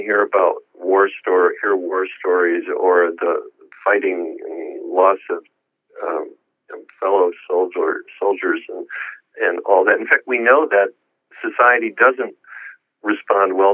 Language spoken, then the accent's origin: English; Joliet, Illinois, United States; moved away; I was lecturing in Illinois in my hometown. You know, hometown boy makes it good